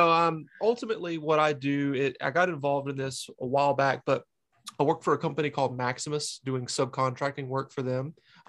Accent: Kings Mountain, North Carolina, United States; moved away as an adult; now in New Hampshire, United States; So I'm actually originally from North Carolina, born and raised right on the border of South Carolina. It's near Charlotte. Charlotte is right on the border of North and South Carolina. And I'm from a town west of that, called Kings Mountain, North Carolina.

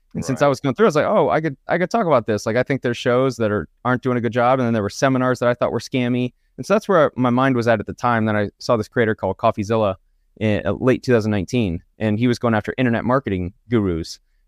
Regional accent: Kennesaw, Georgia, United States; Born in Kennesaw, Georgia, which is a suburb of Atlanta, really nice suburb area. And so I grew up in Georgia, lived there until really I graduated college from Georgia Southern University.

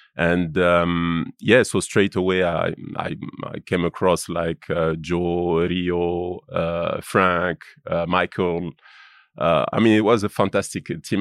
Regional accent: Lyon, Auvergne-Rhône-Alpes, France; English is a second language; moved away as an adult; I grew up in Lyon.

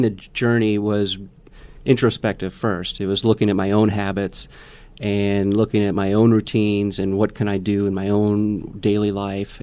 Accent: Milwaukee, Wisconsin, United States; now in Omaha, United States; I was a city boy growing up in Milwaukee, Wisconsin

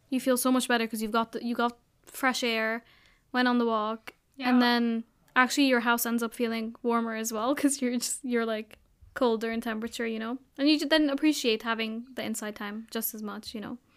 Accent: Abu Dhabi, United Arab Emirates; I grew up in Abu Dhabi, everyone going out to see the fireworks and stuff.

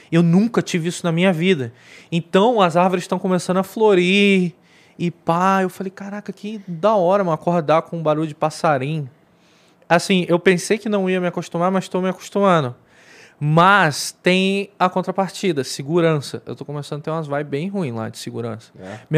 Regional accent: Rio de Janeiro, Brazil; a gente é carioca

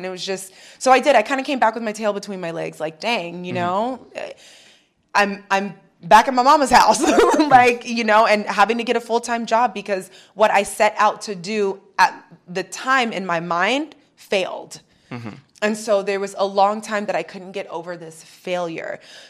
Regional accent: New York, United States; I was raised Christian in New York. I got really lost. You can get lost out there.

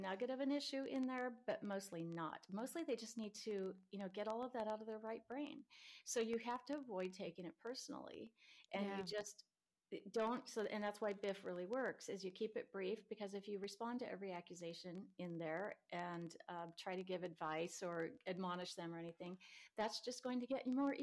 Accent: Nebraska, United States; now in San Diego, United States; I grew up in Nebraska and the roads are really icy sometimes and I hated it

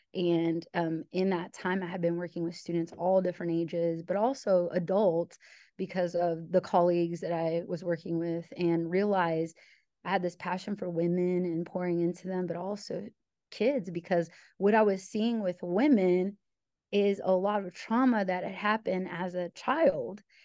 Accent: Illinois, United States; moved away; also born or lived in New York / Ohio; I'm originally from Illinois, so I'm a Midwesterner

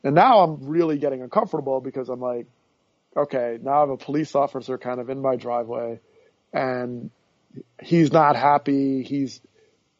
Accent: Teaneck, New Jersey, United States; I grew up in Teaneck, New Jersey

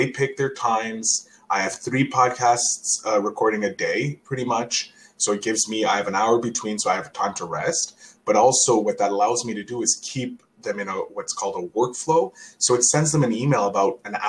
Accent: Canada; as a Canadian

